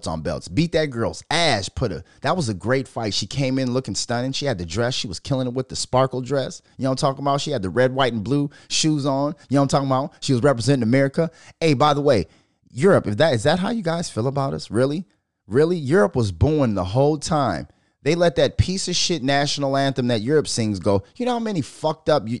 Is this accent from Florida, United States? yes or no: no; Minnesota, United States; I'm from Minnesota